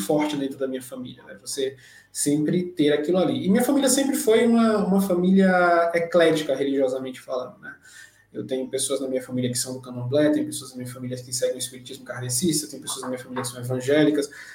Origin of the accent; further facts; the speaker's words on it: Recife, Pernambuco, Brazil; Eu nasci em Recife, Pernambuco, capital de Pernambuco